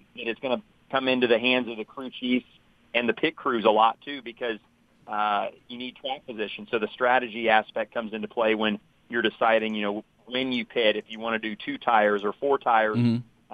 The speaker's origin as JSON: {"language": "English", "town": "Indianapolis", "region": "Indiana", "country": "United States", "tie": "born or raised there", "said": "I'm I'm originally from Indianapolis, and uh, so I've grown up, you know, going to the Indy 500"}